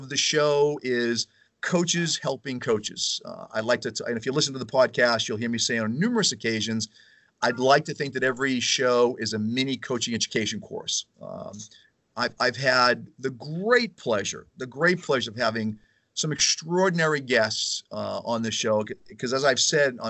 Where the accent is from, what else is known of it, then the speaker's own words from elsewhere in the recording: Weymouth, Massachusetts, United States; Weymouth just outside of Boston, which is my hometown